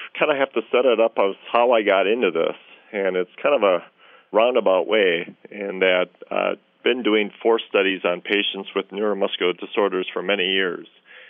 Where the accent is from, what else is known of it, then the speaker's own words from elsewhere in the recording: Minnesota, United States; But being a Minnesotan, you know, and loving the outdoors, I jumped at the opportunity for this.